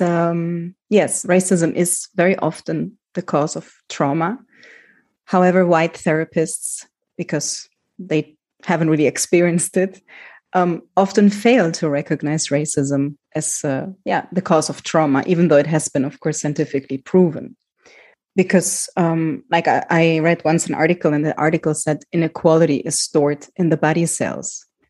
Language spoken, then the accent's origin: English; Germany; moved away; also born or lived in Greece; I grew up in Germany as a child with a migrant background